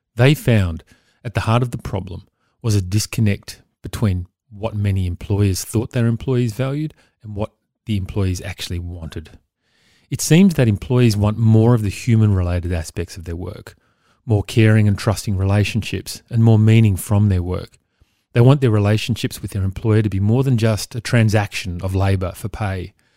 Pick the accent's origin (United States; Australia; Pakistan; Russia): Australia; Victoria; my home state of Victoria